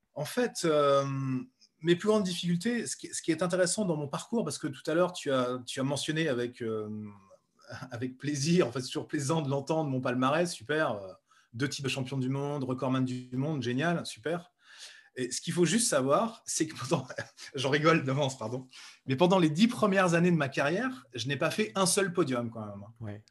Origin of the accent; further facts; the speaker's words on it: Bourges, Centre-Val de Loire, France; moved away as an adult; also born or lived in Nevers; je suis né à Nevers et j'ai vécu 22 euh, ans à Bourges